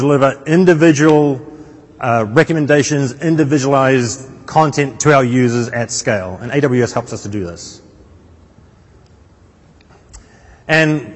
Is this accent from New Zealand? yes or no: yes; North Island, New Zealand; moved away; I'm originally from a small town in the middle of the North Island, New Zealand